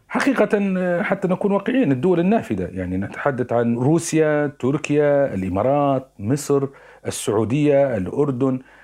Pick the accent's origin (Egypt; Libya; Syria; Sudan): Libya; تساعدنا كليبيين